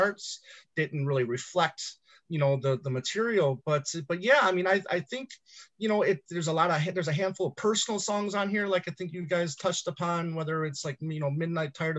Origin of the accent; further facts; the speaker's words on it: Michigan, United States; growing up in Michigan, you know, we got the Motown